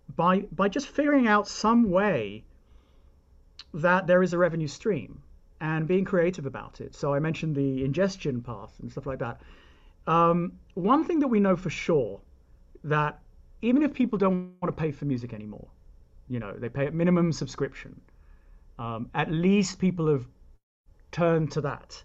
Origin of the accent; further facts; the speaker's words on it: United Kingdom; now in United States; I'm British